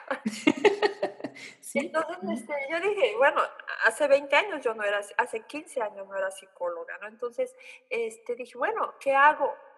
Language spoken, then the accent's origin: Spanish; Oaxaca, Mexico; moved away as an adult; now in Germany; en mi tierra de origen, eh, Oaxaca, 15 grados es el frío máximo que tenemos